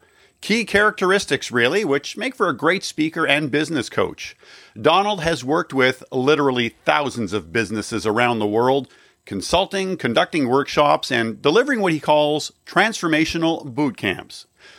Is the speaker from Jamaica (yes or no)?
no; Cornwall, Ontario, Canada; I grew up in Cornwall, Ontario